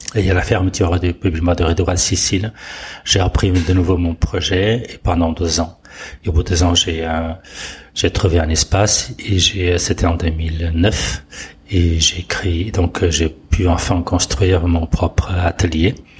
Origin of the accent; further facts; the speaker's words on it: Portugal; moved away as an adult; now in France; je suis né au Portugal. Euh, j'ai fait toute mon, ma scolarité. Euh, mon service militaire aussi